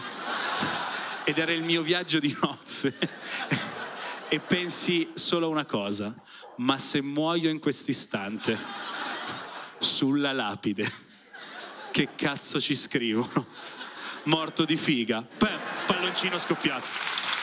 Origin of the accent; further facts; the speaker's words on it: province of Milan, Lombardy, Italy; Io per non dirgli della provincia di Milano, gli dico, Milano